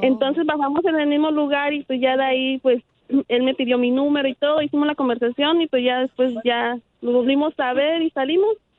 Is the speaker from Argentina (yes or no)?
no; Mexico; Yo 100% mexicana